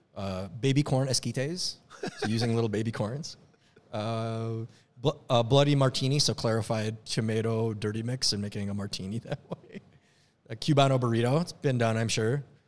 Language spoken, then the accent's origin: English; Minnesota, United States; moved away; I'm from Minnesota